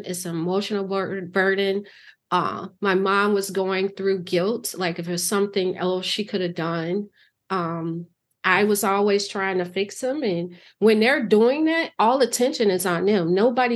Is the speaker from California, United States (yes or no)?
no; Chicago, Illinois, United States; growing up in Chicago